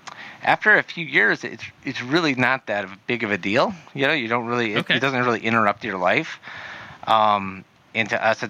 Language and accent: English; South Dakota, United States; moved away as an adult; now in Arizona, United States; South Dakota, military.